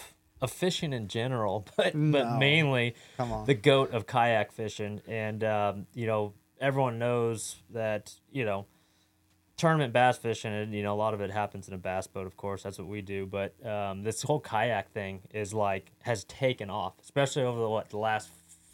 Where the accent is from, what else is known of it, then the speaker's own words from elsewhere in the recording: San Francisco Bay Area, California, United States; Rus Snyders and I grew up fishing in the Bay Area